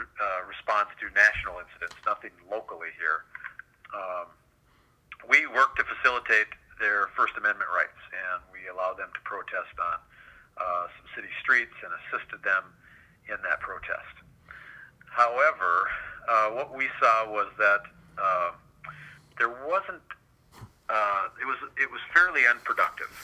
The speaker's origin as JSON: {"language": "English", "town": "Duluth", "region": "Minnesota", "country": "United States", "tie": "born or raised there", "moved": "as an adult", "lives_now": "Wichita, United States", "said": "I was police chief in my hometown of Duluth, Minnesota for 10 years prior to coming here a year ago"}